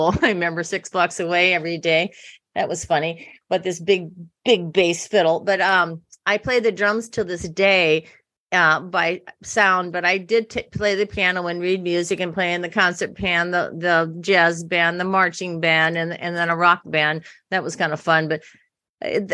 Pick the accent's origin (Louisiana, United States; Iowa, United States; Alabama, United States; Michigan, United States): Iowa, United States; also born or lived in New York City; now in California, United States; I grew up in a small town in Iowa